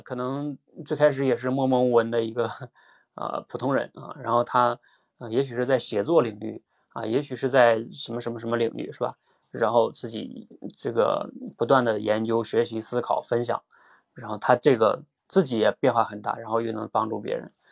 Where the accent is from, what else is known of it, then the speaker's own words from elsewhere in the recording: Northeast China, China; 我是东北人